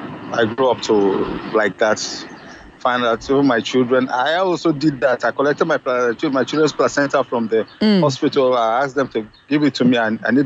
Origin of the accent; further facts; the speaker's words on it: Kaduna, Kaduna State, Nigeria; I'm from Kaduna.